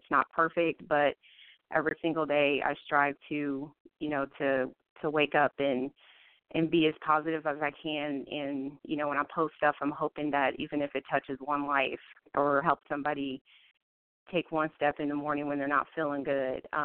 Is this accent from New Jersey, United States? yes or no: no; Columbus, Ohio, United States; now in Virginia Beach, United States; Um, I'm originally from Columbus, Ohio. Um, that's where I was born and raised. Right now, I live in Virginia, Virginia Beach.